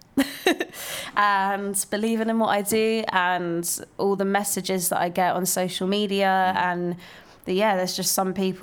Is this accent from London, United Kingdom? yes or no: yes; London, United Kingdom; I just feel like my accent's not very cool. I'm from Muswell Hill